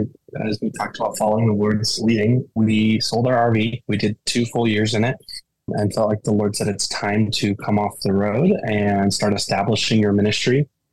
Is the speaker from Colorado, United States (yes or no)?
yes; Colorado, United States; And so here we're from Colorado. So we're currently in Denver.